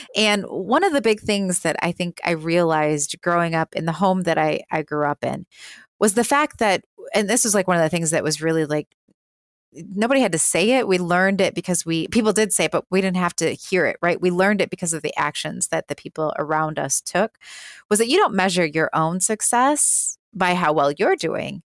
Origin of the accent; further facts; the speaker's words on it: Milwaukee, Wisconsin, United States; we started a company called Birth Coach Milwaukee, which is my hometown